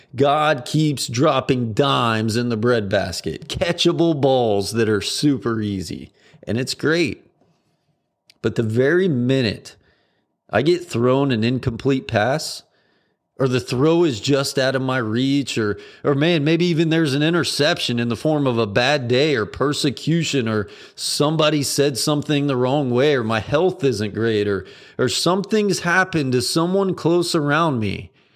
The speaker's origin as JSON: {"language": "English", "country": "United States", "said": "as an American"}